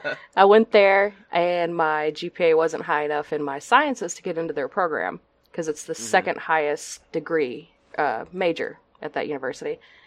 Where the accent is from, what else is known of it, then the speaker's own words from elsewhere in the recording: Texas, United States; I am born and raised in Texas.